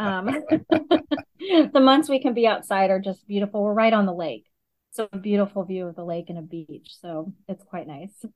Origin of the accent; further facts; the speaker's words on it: Augusta, Georgia, United States; moved away as an adult; also born or lived in Michigan; now in Chicago, United States; I grew up in Augusta, Georgia, primarily